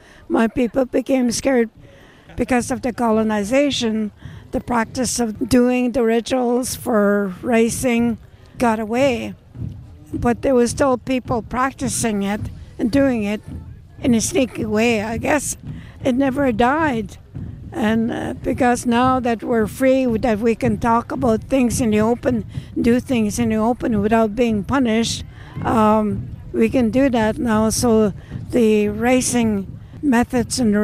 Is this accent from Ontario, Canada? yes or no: yes; Wikwemikong, Ontario, Canada; moved away; I was formerly born and raised in Wukumakong.